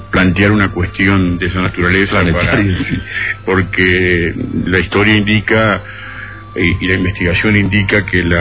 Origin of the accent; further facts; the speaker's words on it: Buenos Aires, Argentina; born there; now in Capilla del Monte, Argentina; Para Capilla del Monte, que así se llama mi pueblo de adopción, porque yo nací en Buenos Aires